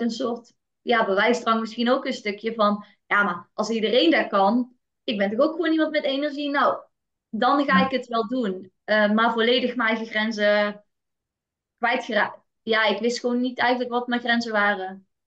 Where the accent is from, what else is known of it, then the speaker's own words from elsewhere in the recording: North Brabant, Netherlands; Ik ben geboren in een eh, heel nuchter Brabants gezin